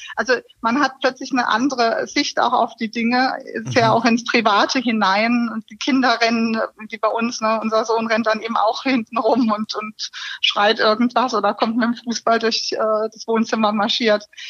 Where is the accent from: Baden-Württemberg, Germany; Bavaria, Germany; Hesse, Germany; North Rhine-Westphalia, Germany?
Baden-Württemberg, Germany; Karlsruhe; also born or lived in Pforzheim / Stuttgart; Ich bin in Karlsruhe geboren und habe BWL studiert im schönen Pforzheim